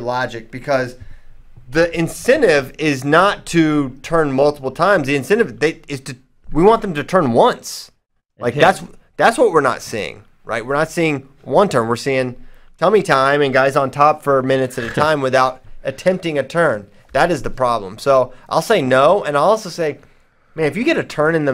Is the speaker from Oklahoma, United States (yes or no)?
no; Virginia, United States; I'm from Virginia.